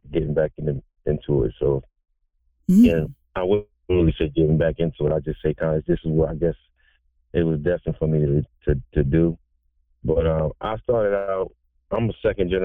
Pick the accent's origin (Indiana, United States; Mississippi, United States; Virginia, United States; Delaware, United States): Delaware, United States; I'm a native of the Eastern Shore, DMV. I'm from Delaware.